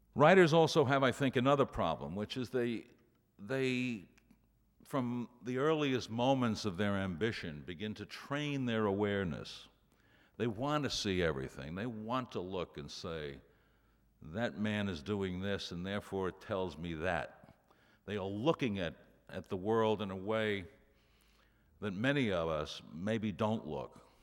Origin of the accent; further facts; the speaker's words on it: New York City, New York, United States; When I was growing up in Brooklyn, um, my entire neighborhood was dysfunctional